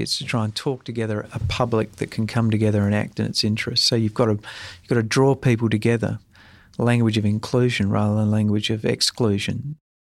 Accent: South Australia, Australia; I'm come from South Australia

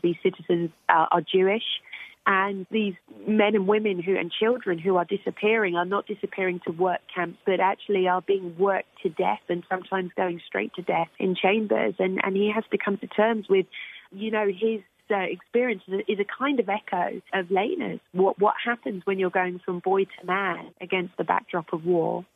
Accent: United Kingdom; I'm British

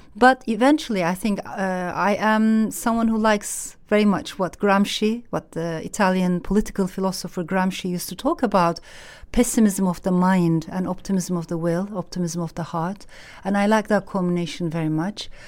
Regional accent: Turkey; born or raised there; moved away; also born or lived in Strasbourg, France

